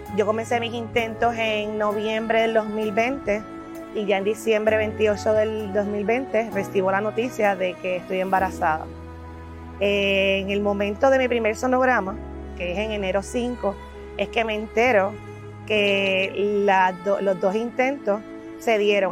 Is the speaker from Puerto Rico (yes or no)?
yes; Puerto Rico; Como muchos puertorriqueños